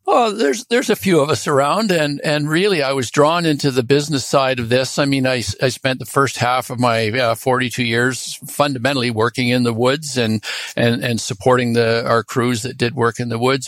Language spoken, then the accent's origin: English; Toronto, Ontario, Canada; moved away as an adult; now in British Columbia, Canada; I grew up in Toronto